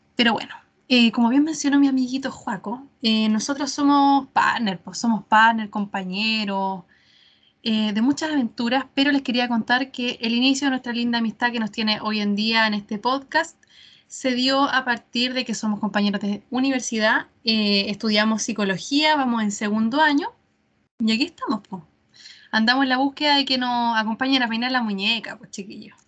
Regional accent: Chile; nosotros como chilenos

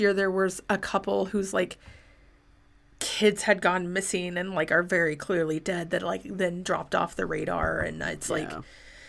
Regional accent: St. Louis, Missouri, United States; I'm from St. Louis and can promise that the McCloskeys are fine.

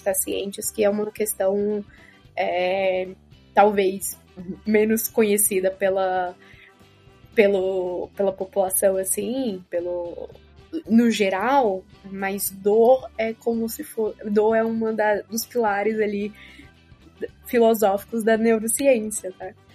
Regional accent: Rio Grande do Norte, Brazil; accent: potiguar; now in Ribeirão Preto, Brazil; não estranhem o sotaque, eu sou potiguar e ele costuma florar nesses momentos

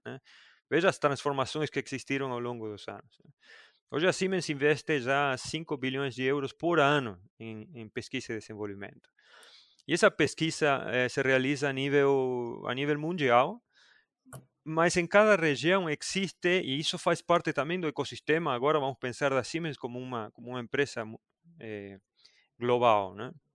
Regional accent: Argentina; moved away as an adult; also born or lived in Buenos Aires, Argentina; Eu sou do interior da Argentina e aí fui trabalhar em Buenos Aires

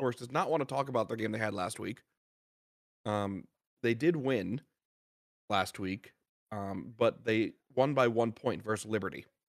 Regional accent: New Jersey, United States; my home state

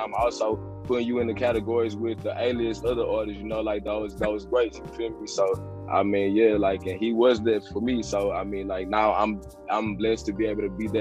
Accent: Port Arthur, Texas, United States; I came up, you feel me, in the South. I'm from Port Arthur, about 90 miles east of Houston

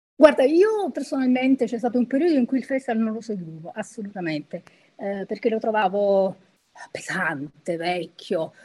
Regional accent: Naples, Campania, Italy; sono napoletana

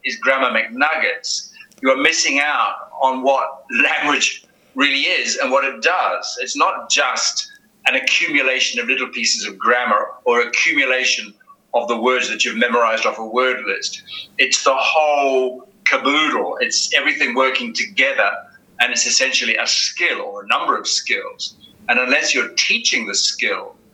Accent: New Zealand; also born or lived in United Kingdom / Egypt; now in Spain; I'm from New Zealand originally

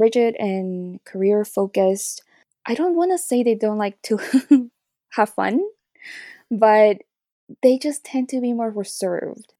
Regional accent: Santa Cruz, Bolivia; moved away; also born or lived in Toronto, Canada; I grew up in Bolivia and my mom is Bolivian, my dad is Chinese

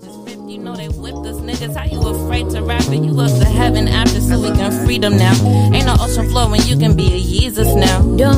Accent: Yuba City, California, United States; If I'm in Sacramento, okay, so I'm like, from Yuba City. But if I'm outside of Sacramento, I'm from Sacramento.

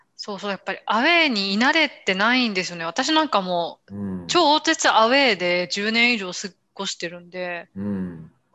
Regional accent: Japan; first language Japanese; moved away as an adult; now in Italy; 自分東洋人で、日本人で日本語

